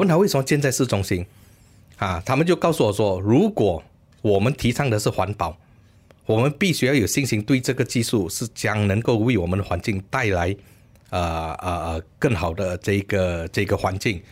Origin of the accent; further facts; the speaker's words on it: Malaysia; 我们身为马来西亚人呢，感到很骄傲的